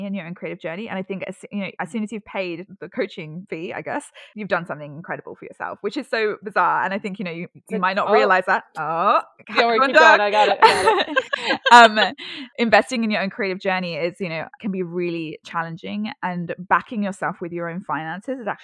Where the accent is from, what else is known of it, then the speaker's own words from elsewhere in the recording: London, United Kingdom; now in Sydney, Australia; I'm actually from the UK, and I'm living in Sydney now, but I grew up in London